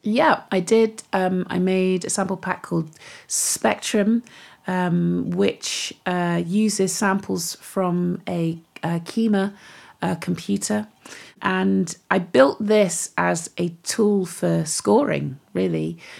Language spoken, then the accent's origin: English; Devon, South West England, United Kingdom; moved away; also born or lived in Manchester; So I grew up in Devon, grew up in the West Country